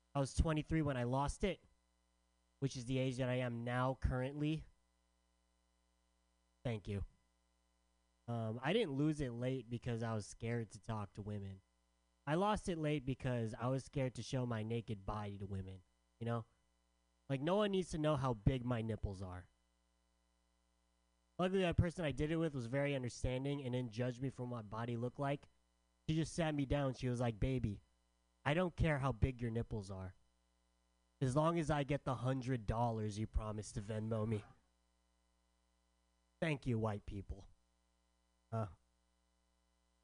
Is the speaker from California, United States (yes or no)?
yes; San Diego, California, United States; also born or lived in San Francisco; I'm from San Diego